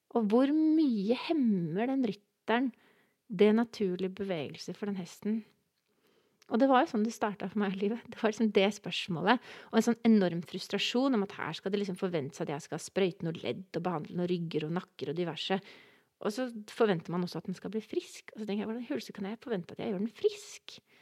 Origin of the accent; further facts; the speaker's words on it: Oslo, Norway; Jeg er fra Oslo, fra Kjelsås